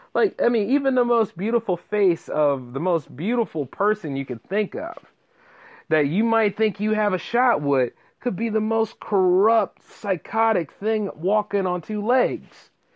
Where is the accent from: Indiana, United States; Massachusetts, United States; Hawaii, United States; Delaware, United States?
Delaware, United States; my home state of Delaware